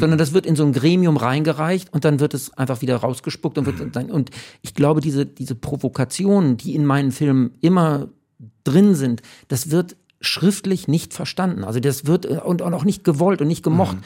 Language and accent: German; Hamburg, Germany; ich bin ja in Uhlenhorst aufgewachsen